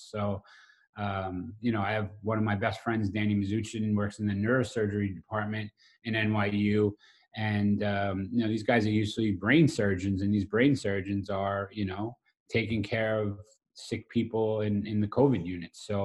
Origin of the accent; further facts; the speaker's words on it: Brooklyn, New York, United States; So I grew up in a um, uh, South Brooklyn, uh, an area you know known as um, Old Mill Basin in the Flapper section.